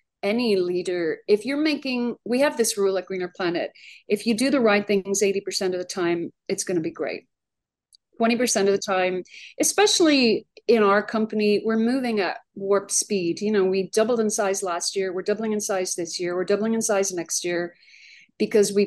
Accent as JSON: {"language": "English", "town": "Dublin", "region": "Leinster", "country": "Ireland", "also_born_or_lived": "Arlington, Virginia", "moved": "as an adult", "lives_now": "United States", "said": "So I arrived in America by myself in 1993. I immigrated from Dublin, Ireland."}